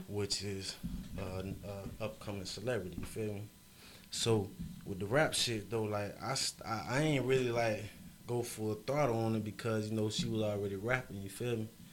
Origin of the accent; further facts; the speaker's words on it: Fort Lauderdale, Florida, United States; I'm from Broward County, Florida